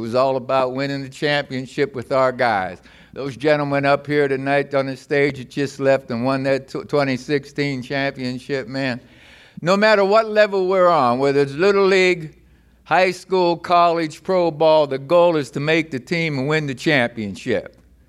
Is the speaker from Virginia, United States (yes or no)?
no; Beaver Falls, Pennsylvania, United States; I am from Beaver Falls, Pennsylvania, in this Beaver Valley, this community.